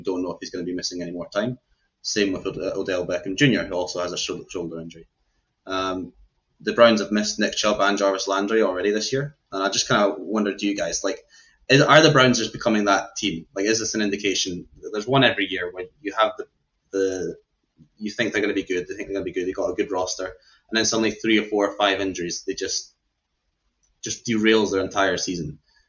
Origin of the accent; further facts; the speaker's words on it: Scotland, United Kingdom; I was Scottish, or I am Scottish.